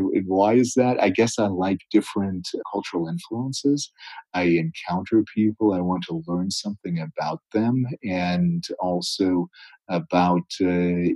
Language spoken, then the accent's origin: English; the East, East Coast, United States; I was born on the West, but I grew up in the East.